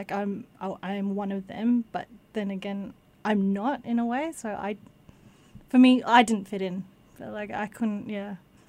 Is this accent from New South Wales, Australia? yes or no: no; Geelong, Victoria, Australia; I grew up in Geelong.